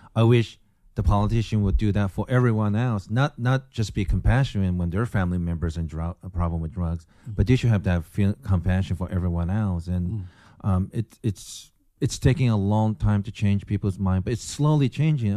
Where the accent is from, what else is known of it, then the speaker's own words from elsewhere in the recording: Japan; moved away; also born or lived in Tacoma, Washington, United States; born and raised in Japan